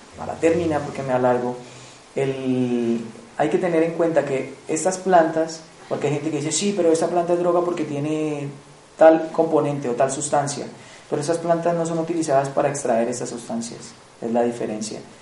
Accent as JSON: {"language": "Spanish", "country": "Colombia", "moved": "yes", "said": "vengo de Colombia, del Piemonte Amazónico, eh, frontera con Ecuador, Brasil, en la Amazonía colombiana. Desde los siete años he estado, he estado pues, muy vinculado a las culturas indígenas, pues porque soy de ahí del Piemonte Amazónico"}